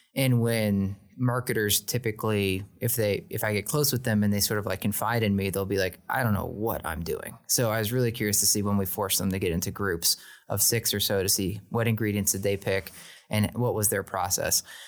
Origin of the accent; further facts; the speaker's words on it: Oklahoma, United States; I was born in Oklahoma